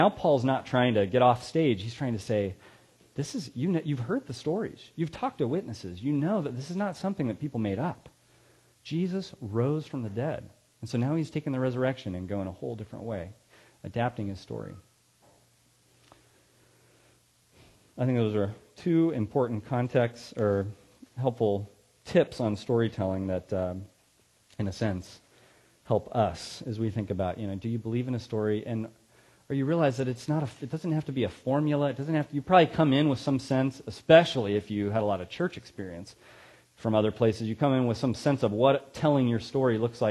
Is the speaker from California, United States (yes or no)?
yes; Ripon, California, United States; also born or lived in Sacramento, California; I was in Ripon, California